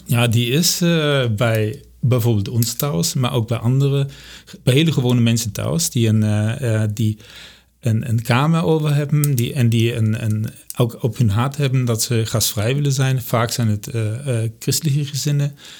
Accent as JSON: {"language": "Dutch", "country": "Germany", "accent": "German", "second_language": "Dutch", "moved": "as an adult", "lives_now": "Amersfoort, Netherlands", "said": "ik kom uit Duitsland. Ik ben in 1997 zijn met, ben ik met ons hele gezin ben ik hier naar Nederland verhuisd voor mijn werk"}